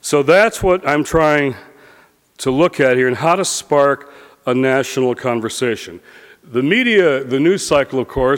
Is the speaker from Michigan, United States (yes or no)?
yes; Detroit, Michigan, United States; now in Washington, United States; Detroit, my hometown